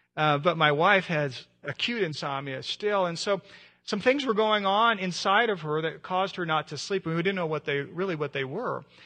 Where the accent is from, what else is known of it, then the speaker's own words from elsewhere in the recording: United States; being an American